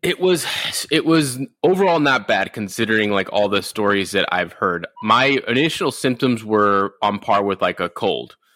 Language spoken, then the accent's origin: English; Rosemead, California, United States; also born or lived in Inland Empire, California / Orange County, California; I grew up in Rosemead, California, which is basically East LA.